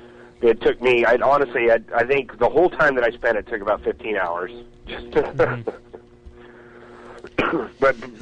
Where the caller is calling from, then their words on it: California, United States; It's … calling from California.